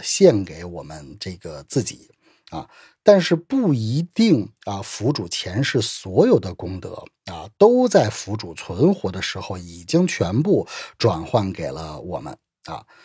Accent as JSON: {"language": "Chinese", "country": "China", "said": "我们中国人的话就讲究祖德"}